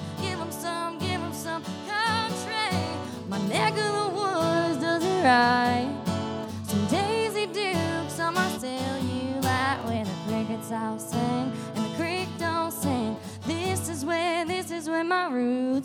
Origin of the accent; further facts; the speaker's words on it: South Carolina, United States; I was raised in South Carolina